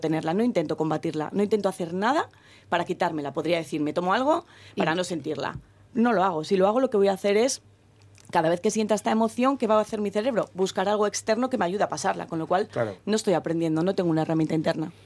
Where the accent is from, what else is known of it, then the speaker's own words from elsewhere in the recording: Gijón, Asturias, Spain; Los que somos de Gijón